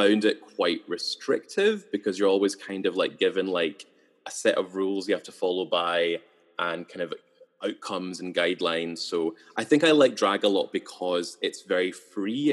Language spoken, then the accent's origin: English; Edinburgh, Scotland, United Kingdom; moved away as an adult; also born or lived in Dalkeith / St Andrews; now in Glasgow, United Kingdom; I'm from Edinburgh. I grew up in Christorfin, and then laterally in Dalkeith.